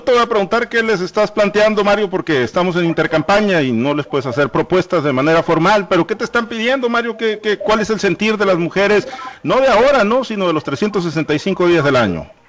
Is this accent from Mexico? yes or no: yes; Mexico; en nuestro país, en Sinaloa